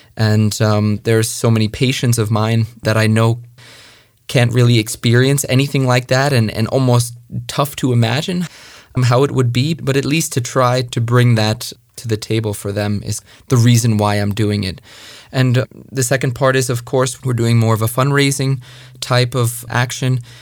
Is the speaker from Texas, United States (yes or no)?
no; Long Island, New York, United States; moved away; I was born and raised in New York, uh, Long Island, New York